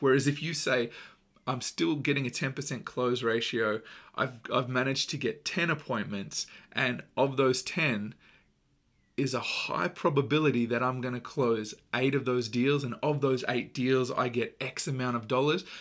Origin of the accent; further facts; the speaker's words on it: Australia; growing up in Australia, most children, um, at some point play a weekend sport, uh, or play through their school, it's just a really big part of our culture